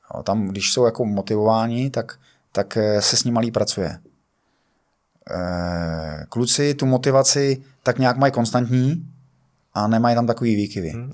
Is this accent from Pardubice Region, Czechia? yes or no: yes; Pardubice, Pardubice Region, Czechia; já jsem z Pardubic